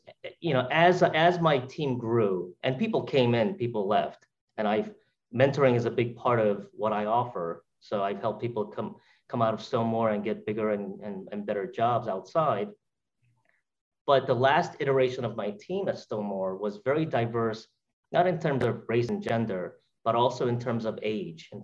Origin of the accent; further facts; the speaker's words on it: New York City, New York, United States; from my roots as an immigrant, from a kid growing up in Brooklyn